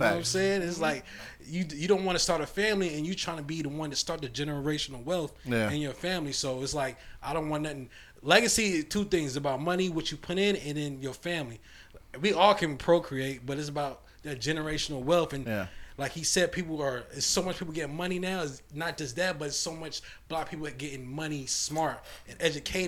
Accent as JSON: {"language": "English", "region": "New York", "country": "United States", "moved": "yes", "lives_now": "Charleston, United States", "said": "I'm originally from New York"}